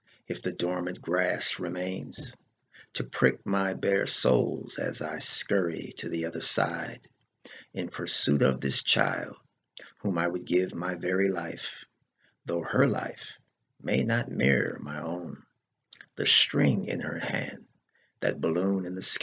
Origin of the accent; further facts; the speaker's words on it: Los Angeles, California, United States; now in Grand Prairie, United States; I'm originally from Los Angeles, California. I currently live in Grand Prairie, Texas